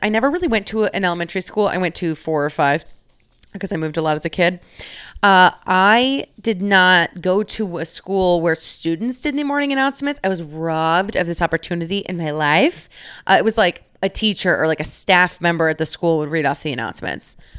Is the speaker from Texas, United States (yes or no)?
yes; Dallas, Texas, United States; moved away as an adult; now in Chicago, United States; I live in Chicago, Illinois. I am from Dallas, Texas